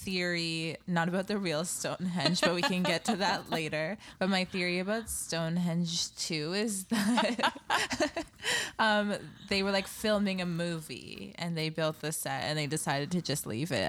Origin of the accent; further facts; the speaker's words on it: Canada; in Canada, like, I've never seen a gun in real life.